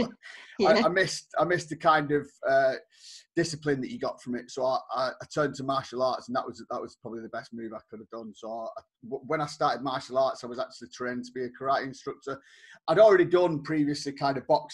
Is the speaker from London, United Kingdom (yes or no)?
no; Bolton, North West England, United Kingdom; moved away as an adult; I'm actually from the northwest of England, a town called Bolton. I stayed there until I was kind of in my early 20s.